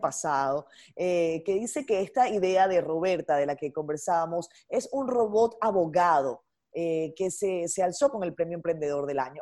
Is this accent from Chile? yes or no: no; Venezuela; moved away as an adult; also born or lived in Dominican Republic; now in Santo Domingo, Dominican Republic; yo soy inmigrante, yo salí de Venezuela hace 10 años.